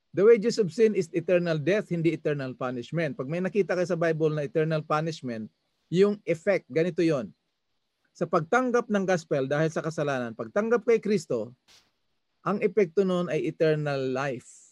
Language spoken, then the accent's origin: Tagalog; Masbate, Bicol Region, Philippines; sa amin sa Masbate, lukban ang tawag nito